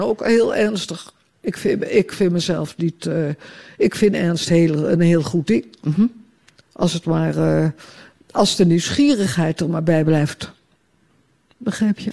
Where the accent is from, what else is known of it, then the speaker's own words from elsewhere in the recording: Utrecht, Netherlands; also born or lived in Amsterdam; now in Ostend, Belgium; in Utrecht, ook, waar ik opgegroeid ben